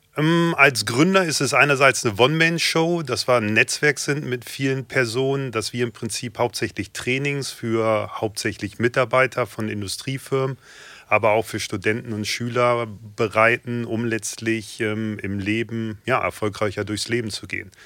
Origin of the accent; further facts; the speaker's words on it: Hanover, Lower Saxony, Germany; Ich bin 44 Jahre jung, gebürtiger Hannoveraner